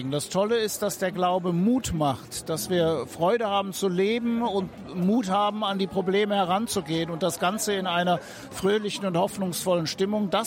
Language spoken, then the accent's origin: German; Rhineland, Germany; Ich komme ja ursprünglich mal aus dem Rheinland, da war katholisch und evangelisch machten 70, 75 Prozent der Bevölkerung aus.